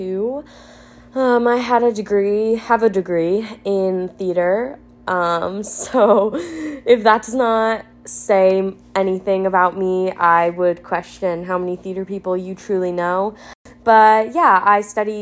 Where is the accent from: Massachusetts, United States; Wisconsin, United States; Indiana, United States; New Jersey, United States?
New Jersey, United States; moved away; I am originally from New Jersey. Love being from New Jersey, but also will never go back